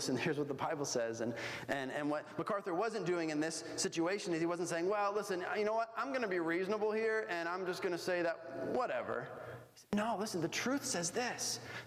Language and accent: English; Bolivia; moved away; when I grew up in Bolivia